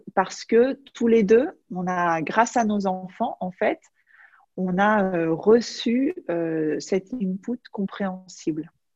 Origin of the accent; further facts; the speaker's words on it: France; now in Majorca, Spain; je suis française, mais j'habite aux îles Baléares à Majorque